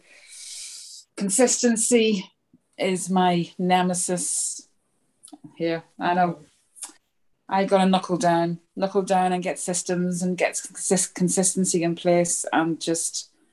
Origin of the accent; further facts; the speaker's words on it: Northern Ireland, United Kingdom; Northern Ireland